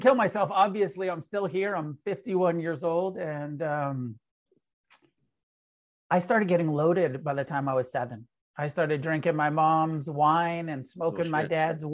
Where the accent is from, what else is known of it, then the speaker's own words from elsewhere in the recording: Humboldt, California, United States; I was born in Humboldt, you know, up in the weed growing capital